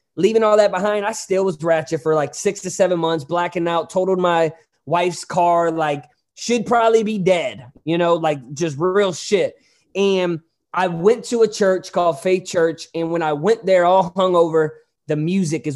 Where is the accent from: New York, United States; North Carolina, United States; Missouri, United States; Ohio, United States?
Missouri, United States; Hazelwood; also born or lived in Hollywood, California; I'm from St. Louis, but Hazelwood, it's a town in St. Louis